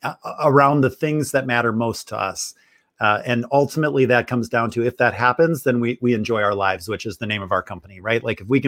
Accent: Wisconsin, United States; now in Cerritos, United States; I grew up in Wisconsin.

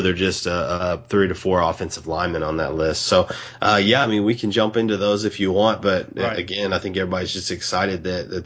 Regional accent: Dallas, Texas, United States; now in Houston, United States; I'm from Dallas, and my whole family's been in.

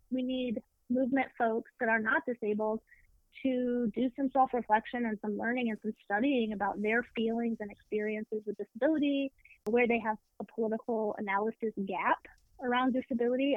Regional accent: Deep South, United States; I grew up in the Deep South with a progressive non Christian family.

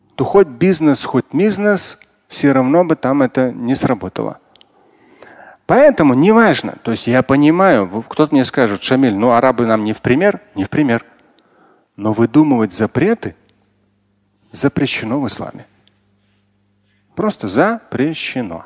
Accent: Moscow, Russia; родился, и вырос в Москве

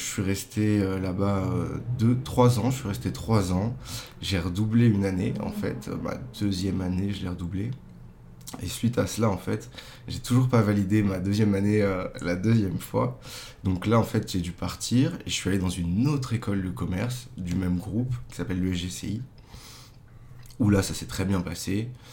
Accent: Meudon, Île-de-France, France; also born or lived in Paris; now in Boulogne-Billancourt, France; Je suis né à Paris et en fait, euh, j'ai toujours habité à Meudon

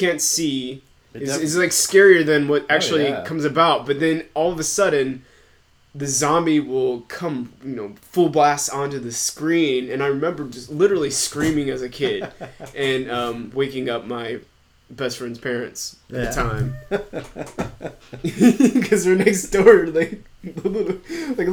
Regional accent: United States; I'm American.

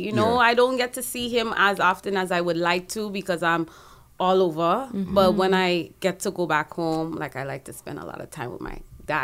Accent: Trinidad & Tobago; now in Toronto, Canada; I'm originally from Trinidad, so that's home for me.

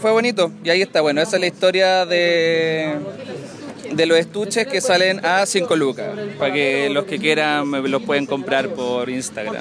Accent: Viña del Mar, Valparaíso, Chile; also born or lived in Santiago; yo soy de acá, de Viña

